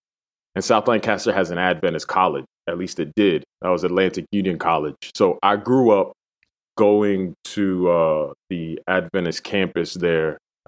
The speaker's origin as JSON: {"language": "English", "country": "Dominican Republic", "tie": "born or raised there", "also_born_or_lived": "Puerto Rico", "said": "Yeah, I was born in the Dominican Republic, and I spent my first couple of years in between Dominican Republic and Puerto Rico."}